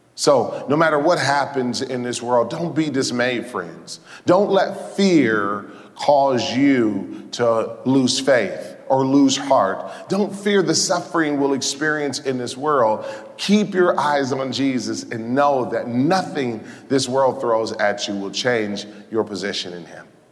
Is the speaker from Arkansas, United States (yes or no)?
no; Detroit, Michigan, United States; born or raised there